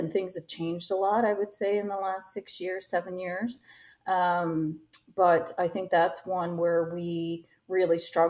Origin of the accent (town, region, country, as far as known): Canada